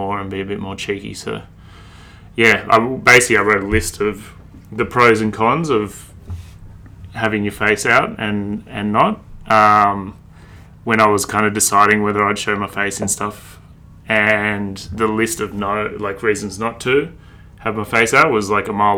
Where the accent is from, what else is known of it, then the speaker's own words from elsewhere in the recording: Sydney, New South Wales, Australia; also born or lived in Brisbane; So I'm from Sydney, born and raised in Sydney. I lived in Brisbane for about a year, but other than that, I've always been in Sydney.